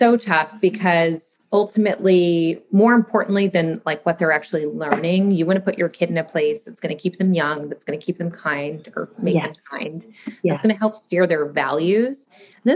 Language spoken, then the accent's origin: English; Midwest, United States; moved away; I grew up in the Midwest